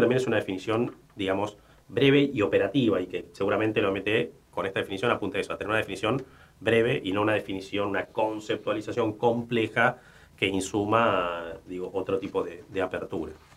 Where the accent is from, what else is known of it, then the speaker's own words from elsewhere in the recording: Argentina; De aquella ola inmigratoria eh, que, tuvo nuestro país. mi abuelo, mis abuelos nacieron en España